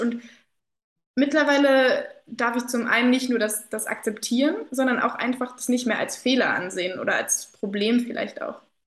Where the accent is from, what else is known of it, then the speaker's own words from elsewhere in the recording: Kassel, Hesse, Germany; moved away as an adult; ich war zu Corona-Zeiten dann wieder ähm, in der Heimat hier in Kassel